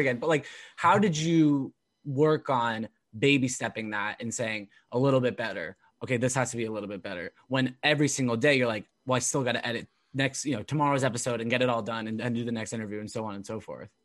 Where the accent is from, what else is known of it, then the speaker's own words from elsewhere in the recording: Orange County, California, United States; I'm originally from Orange County